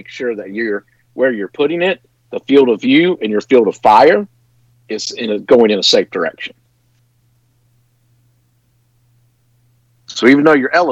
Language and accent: English; North Carolina, United States; Growing up in North Carolina where I'm from